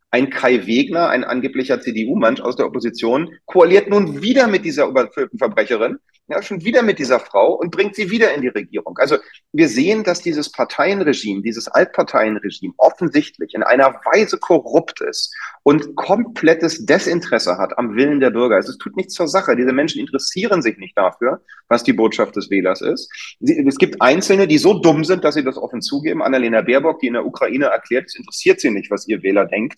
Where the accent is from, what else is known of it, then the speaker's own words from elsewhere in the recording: Berlin, Germany; Ich bin unter Amerikanern aufgewachsen hier in Berlin.